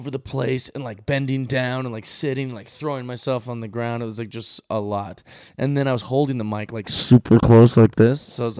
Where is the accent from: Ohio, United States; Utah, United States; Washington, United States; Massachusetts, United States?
Washington, United States; Seattle